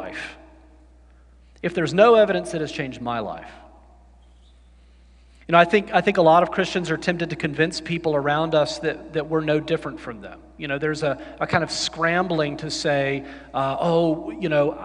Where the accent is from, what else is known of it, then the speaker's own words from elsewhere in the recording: the South, United States; I grew up in the South and went to college in the South